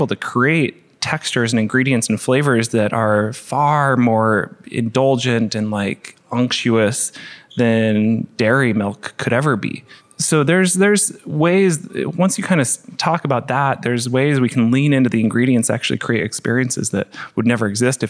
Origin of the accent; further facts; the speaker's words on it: Portland, Oregon, United States; Well, we grew up in Portland, which has, I think, per capita, the highest amount of vegans in the country